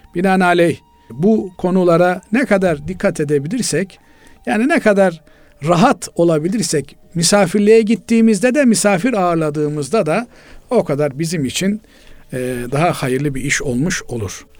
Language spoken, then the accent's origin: Turkish; Black Sea Region, Turkey; Bizim Karadeniz'in